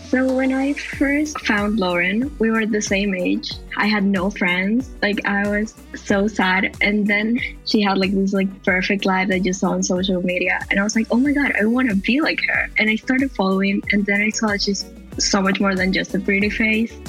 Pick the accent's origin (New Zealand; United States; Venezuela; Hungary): Venezuela; I am from Venezuela